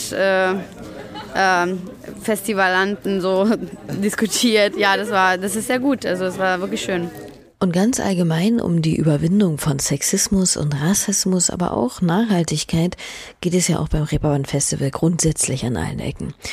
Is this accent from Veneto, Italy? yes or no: yes; Venice, Veneto, Italy; ich komme aus Venedig.